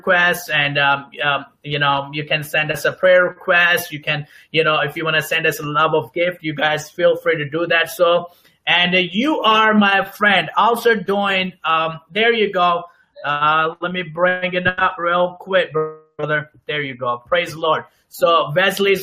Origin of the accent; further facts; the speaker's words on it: Pakistan; moved away; I'm originally from Pakistan